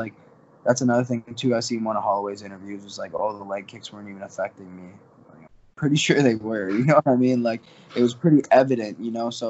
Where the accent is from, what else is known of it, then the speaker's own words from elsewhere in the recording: Windsor, Ontario, Canada; where I'm from, Windsor